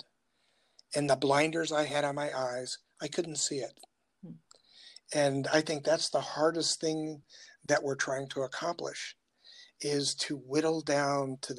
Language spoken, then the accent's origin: English; Appalachia, United States; now in Lexington, South Carolina, United States; And we grew up in the Appalachia area